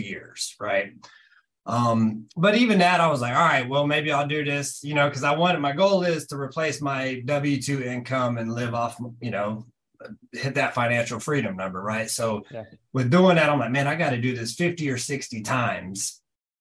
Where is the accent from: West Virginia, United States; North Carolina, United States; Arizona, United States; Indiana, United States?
North Carolina, United States; I'm originally from North Carolina